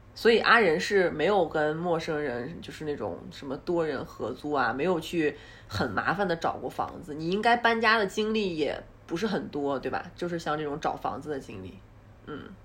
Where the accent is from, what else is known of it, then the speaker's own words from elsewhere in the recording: Northeast China, China; moved away as an adult; also born or lived in Beijing; 虽然我是个东北人